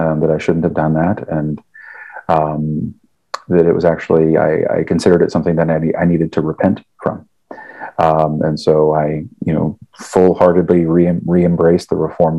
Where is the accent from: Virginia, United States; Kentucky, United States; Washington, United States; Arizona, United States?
Kentucky, United States; Cincinnati area, Northern; I'm a native of Northern Kentucky, so I grew up in the Cincinnati area.